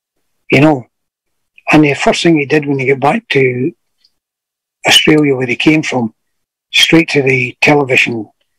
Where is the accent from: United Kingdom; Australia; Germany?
United Kingdom; Glasgow, Scotland; all it was saying was I was a soldier from Glasgow. Nothing to do with being mean or anything like that.